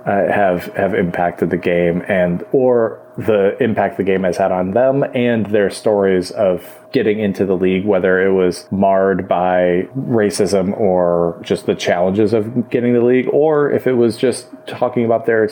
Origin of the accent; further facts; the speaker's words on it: Michigan, United States; I grew up in Michigan